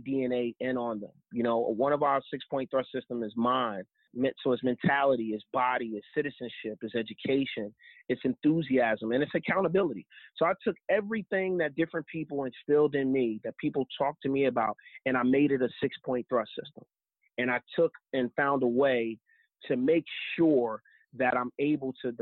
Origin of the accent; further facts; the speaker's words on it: New Jersey, United States; I grew up in Jersey